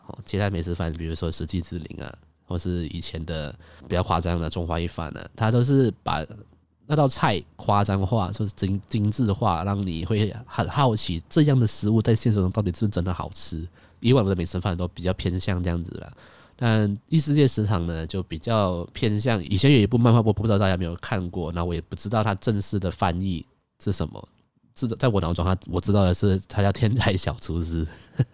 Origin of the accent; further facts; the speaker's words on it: Malaysia; 我是马来西亚人